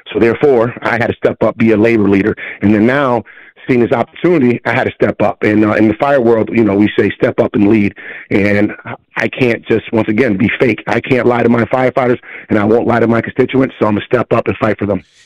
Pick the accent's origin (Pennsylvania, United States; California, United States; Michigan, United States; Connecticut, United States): Connecticut, United States; Hartford; born and bred in Hartford